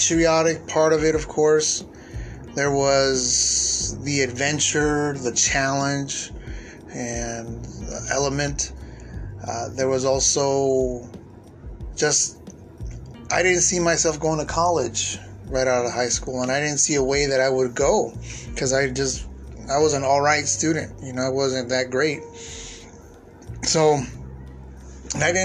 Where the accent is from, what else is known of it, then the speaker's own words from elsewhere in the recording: San Diego, California, United States; moved away as an adult; leaving my hometown of San Diego, and leaving my parents behind to join the Army